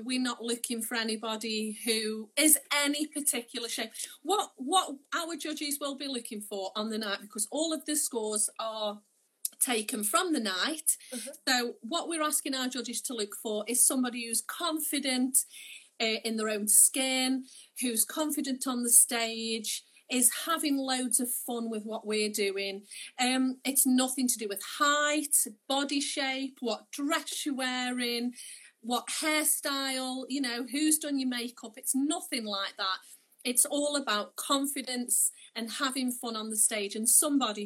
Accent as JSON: {"language": "English", "town": "Stoke-on-Trent", "region": "West Midlands", "country": "United Kingdom", "said": "I'm from Stoke"}